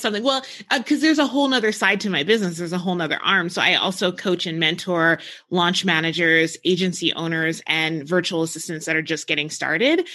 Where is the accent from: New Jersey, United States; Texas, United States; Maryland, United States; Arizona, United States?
New Jersey, United States; now in New Mexico, United States; I grew up in New Jersey, so like I grew up around ocean